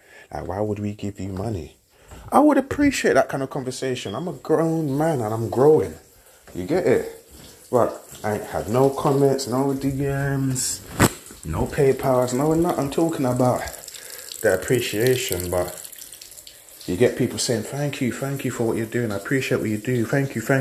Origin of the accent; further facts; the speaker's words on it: London, United Kingdom; Grew up in Peckham, working in Lewisham, Peckham and Ghetto.